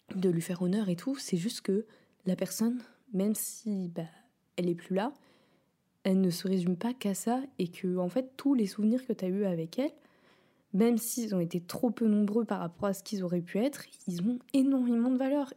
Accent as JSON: {"language": "French", "town": "Rouen", "region": "Normandy", "country": "France", "tie": "born or raised there", "moved": "yes", "lives_now": "Paris, France", "said": "j'ai grandi avec elle à Rouen, enfin, à côté de Rouen"}